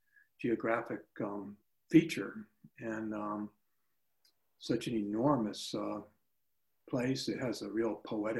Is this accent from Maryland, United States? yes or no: no; Pennsylvania, United States; moved away as an adult; also born or lived in New York City / Boston / New Hampshire; I was born in New York City, and my parents moved to Pennsylvania when I was about 5 and a half, so that's where I grew up. My parents are both from Laconia, New Hampshire.